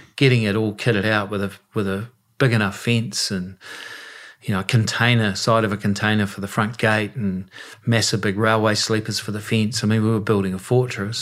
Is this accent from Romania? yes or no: no; Westport, West Coast, New Zealand; it was pretty tough at times growing up in Westport